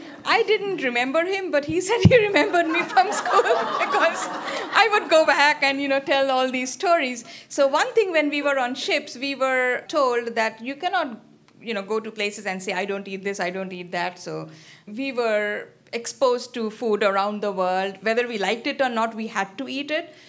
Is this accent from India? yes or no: yes; Kolkata, West Bengal, India; also born or lived in Nebraska / Princeton; now in Columbus, United States; I'm from, uh, eastern part, I'm from Calcutta